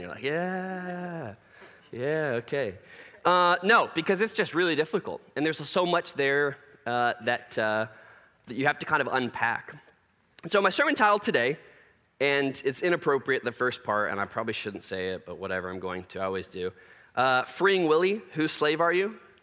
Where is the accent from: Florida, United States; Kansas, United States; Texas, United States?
Texas, United States; Plano; growing up in Plano